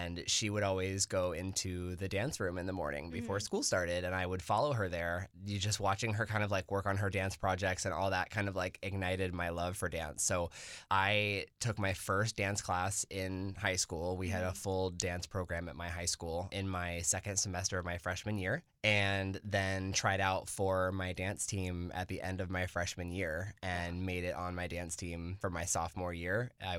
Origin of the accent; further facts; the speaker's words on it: Lake Helen, Florida, United States; I was born and raised in Florida. I'm from a really small city called Lake Helen, very close to Daytona Beach